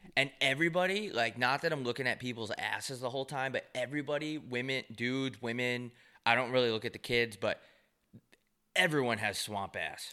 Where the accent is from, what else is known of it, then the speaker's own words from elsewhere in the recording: New York, United States; growing up in New York